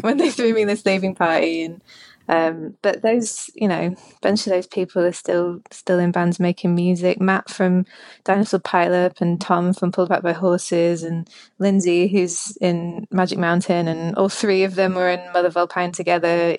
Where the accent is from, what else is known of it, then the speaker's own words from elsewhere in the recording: Leeds, Yorkshire and the Humber, United Kingdom; I grew up in Leeds